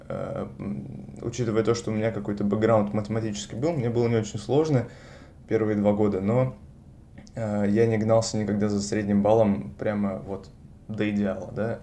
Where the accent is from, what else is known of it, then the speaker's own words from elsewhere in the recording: Saint Petersburg, Russia; moved away as an adult; now in Paris, France; я из Петербурга, родился и вырос в этом городе